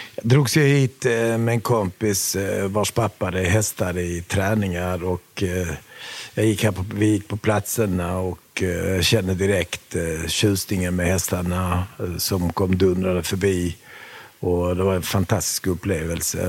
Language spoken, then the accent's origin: Swedish; Sweden; vi flyttade till Sverige när jag var sju och ett halvt år gammal